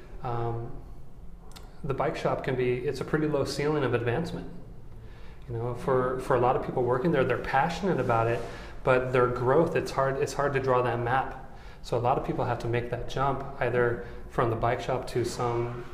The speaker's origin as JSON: {"language": "English", "town": "Des Moines", "region": "Iowa", "country": "United States", "tie": "born or raised there", "also_born_or_lived": "Chicago / Morgan Hill, California", "moved": "yes", "said": "Born and raised in Des Moines, Iowa."}